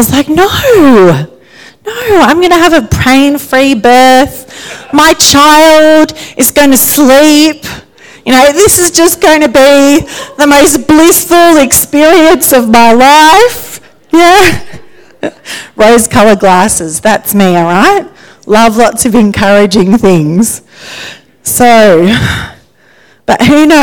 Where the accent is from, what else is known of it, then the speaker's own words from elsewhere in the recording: Sydney, New South Wales, Australia; also born or lived in Geelong; I grew up in Sydney with my brother and my parents. When we were 10, we left Geelong and we moved to Sydney